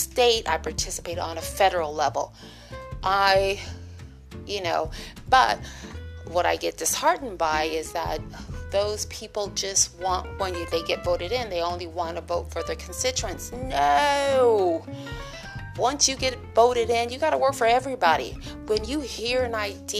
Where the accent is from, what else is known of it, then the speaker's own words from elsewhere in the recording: United States; I'm an American